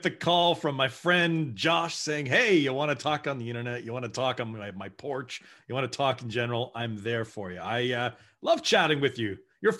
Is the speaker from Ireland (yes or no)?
no; Brantford, Ontario, Canada; also born or lived in West Africa; I'm a graying 44-year-old that likes to make jokes, but I was born and raised in Brantford.